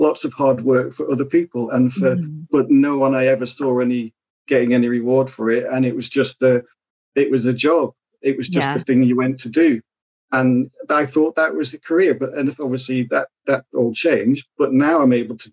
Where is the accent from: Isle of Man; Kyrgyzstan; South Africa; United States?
Isle of Man; moved away; I grew up in the Isle of Man